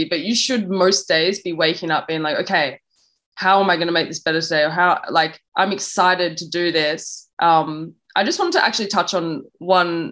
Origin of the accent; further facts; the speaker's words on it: Australia; moved away; also born or lived in London; my mum's Jamaican, I'm from Australia, I have an English passport, you know, so I'm kind of like dotted all around the world